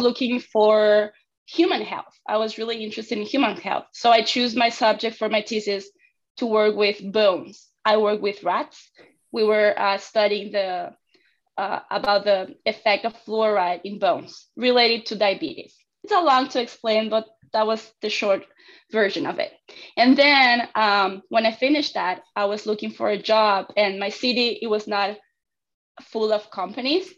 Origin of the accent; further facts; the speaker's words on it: Argentina; moved away as an adult; I'm from Argentina and I get my degree there